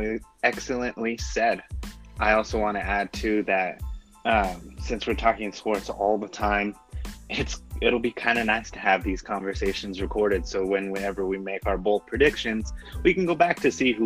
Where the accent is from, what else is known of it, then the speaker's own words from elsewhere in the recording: Grants, New Mexico, United States; now in Albuquerque, United States; I'm originally from Grants, New Mexico, currently in Albuquerque.